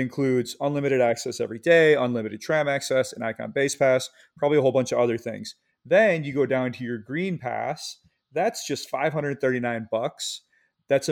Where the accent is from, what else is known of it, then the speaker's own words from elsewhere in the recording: Michigan, United States; I grew up in Michigan about 2 hours south of Boyne Mountain